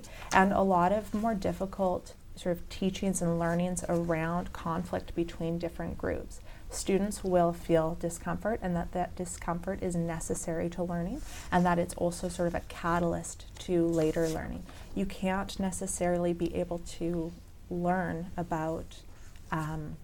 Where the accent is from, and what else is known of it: Canada